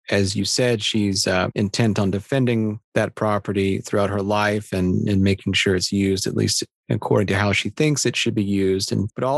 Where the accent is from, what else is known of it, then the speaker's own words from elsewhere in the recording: Midwest, United States; I grew up in the Midwest